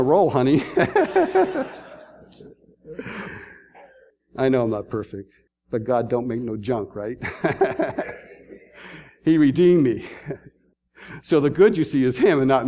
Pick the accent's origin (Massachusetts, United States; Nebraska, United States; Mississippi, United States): Massachusetts, United States; Boston; now in Columbus, United States; I'm from Boston